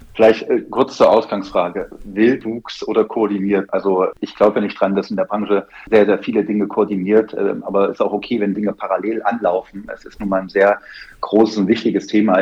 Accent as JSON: {"language": "German", "town": "Erfurt", "region": "Thuringia", "country": "Germany", "tie": "born or raised there", "also_born_or_lived": "Biberach / Cologne", "moved": "as an adult", "said": "Nachdem ich in Thüringen, Erfurt geboren wurde und dann eine klassische Lehre damals hieß es noch Kaufmann der Grundstücks- und Wohnungswirtschaft gemacht habe, ja. bei einer klassischen Wohnungsbaugesellschaft mit Plattenbauten in Erfurt."}